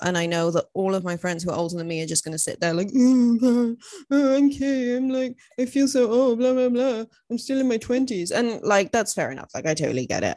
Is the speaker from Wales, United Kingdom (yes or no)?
yes; Wales, United Kingdom; I'm from Wales